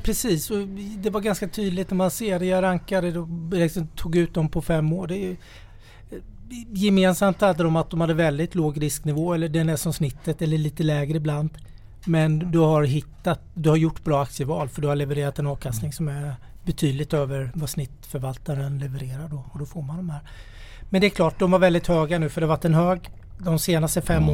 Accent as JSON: {"language": "Swedish", "region": "Småland", "country": "Sweden", "said": "Jag är ju smålänning i grunden"}